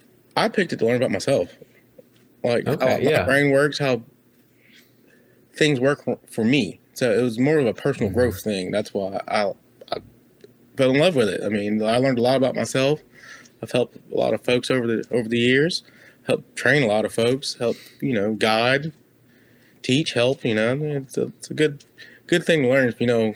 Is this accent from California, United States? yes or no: yes; Long Beach, California, United States; moved away; Long Beach, California